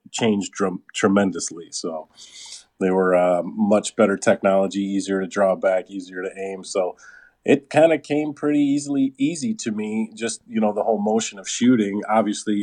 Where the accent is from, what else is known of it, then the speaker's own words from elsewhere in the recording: just outside of Detroit, Michigan, United States; I was definitely born and raised in Michigan in the just outside of Detroit area